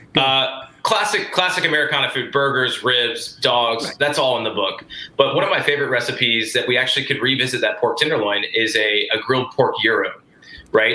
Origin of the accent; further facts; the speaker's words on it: the South, United States; I'm from the South